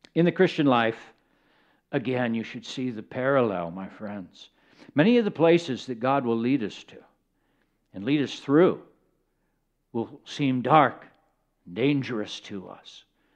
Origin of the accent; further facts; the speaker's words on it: Kenya; born there; Now, I was born in Kenya. I was the child of missionaries, and I also got to observe sheep in other places, arid places, where there wasn't a lot of groundwater.